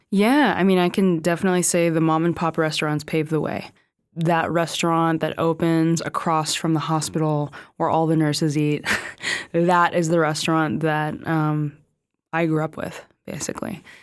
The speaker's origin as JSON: {"language": "English", "region": "California", "country": "United States", "tie": "born or raised there", "said": "I grew up in California"}